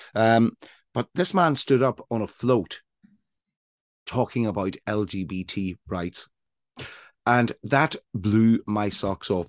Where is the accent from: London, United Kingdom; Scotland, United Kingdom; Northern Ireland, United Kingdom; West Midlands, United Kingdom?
Northern Ireland, United Kingdom; now in Brighton, United Kingdom; I grew up in Northern Ireland